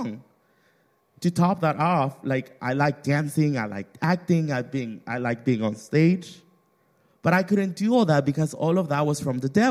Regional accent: Mexico; moved away; I grew up in Mexico

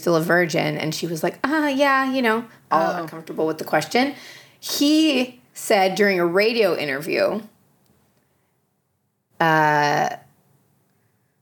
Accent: Canada; I'm Canadian

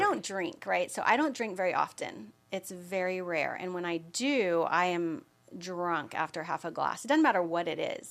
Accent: Austin, Texas, United States; also born or lived in Dallas, Texas / Allen, Texas; Even though I'm from Austin, I had lived in Dallas or Allen, Texas

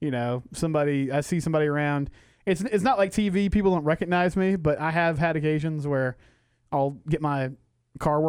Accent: McGregor, Texas, United States; I'm from McGregor. I live there.

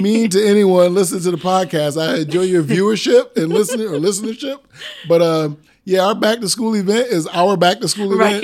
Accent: Springfield, Massachusetts, United States; also born or lived in Brooklyn, New York; I grew up in Springfield, Mass, when I moved there from Brooklyn, but every summer I was back in Brooklyn all summer long

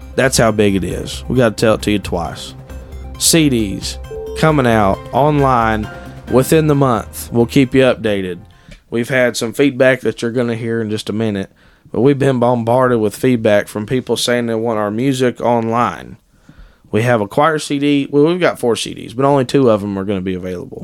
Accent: Ohio, United States; I was born and raised in Ohio

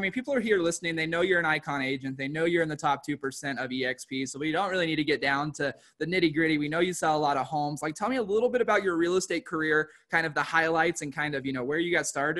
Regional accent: Nashville, Tennessee, United States; moved away; also born or lived in Denver, Colorado; I'm still in Denver, Colorado, not my hometown in Nashville.

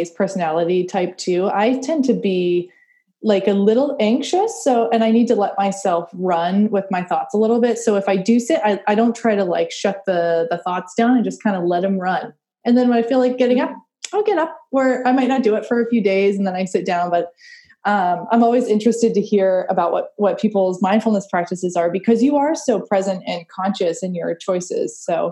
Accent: Maine, United States; I'm from Maine, which is funny. We're like seafood central. So, I mean, we've got lobster traps. I grew up on the water, like all of that.

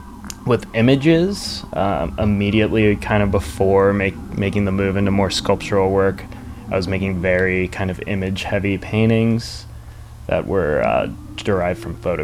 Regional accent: Maryland, United States; I'm from Maryland, yeah.

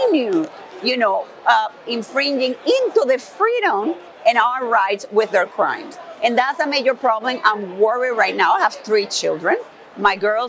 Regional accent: Maracaibo, Zulia, Venezuela; moved away as an adult; also born or lived in North Carolina / Tennessee; now in Houston, United States; I was born and raised in Venezuela.

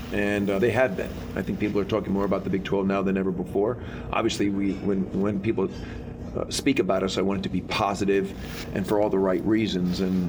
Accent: Northeast, United States; moved away; I grew up in the Northeast

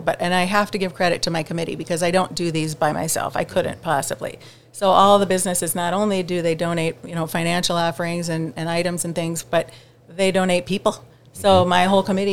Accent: Detroit Lakes, Minnesota, United States; moved away as an adult; also born or lived in Texas; now in Cross Lake, United States; I was born and raised in Detroit Lakes

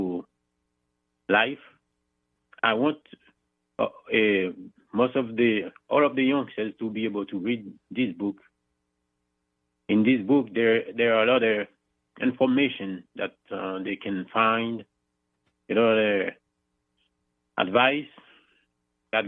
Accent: Haiti; accent: thick accent; English is a second language; moved away; I'm originally from Haiti, as you can see my thick accent

